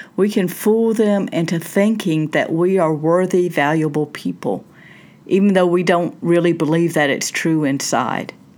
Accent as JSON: {"language": "English", "region": "Southern United States", "country": "United States", "tie": "born or raised there", "said": "I grew up in the South, Southern United States. I still live in the South"}